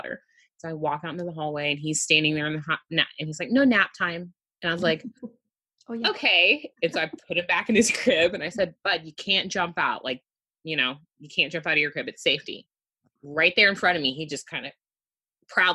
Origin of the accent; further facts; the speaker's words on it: Houston, Texas, United States; I am born and raised in Houston. I still reside here.